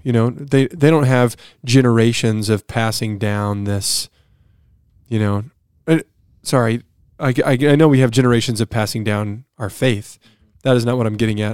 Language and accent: English; United States; as an American